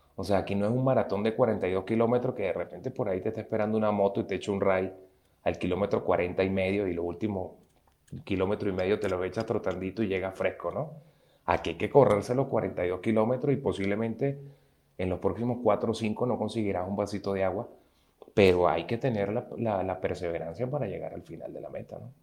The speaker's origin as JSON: {"language": "Spanish", "country": "Venezuela", "moved": "as an adult", "said": "cuando salí de Venezuela y me vine a otro país"}